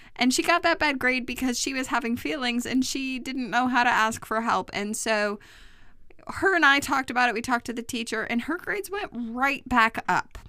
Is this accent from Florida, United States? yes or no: no; New York, United States; I grew up in New York, I lived in New York, and when I was working in New York